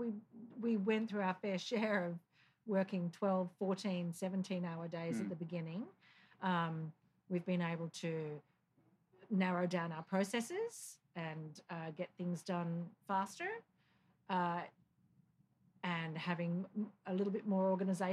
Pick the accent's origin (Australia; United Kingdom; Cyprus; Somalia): Australia; Sydney, New South Wales; moved away as an adult; also born or lived in New York City; now in Easton, United States; Not born here. I'm Australian. But I came from Sydney to New York City on a 4-week vacation. 1999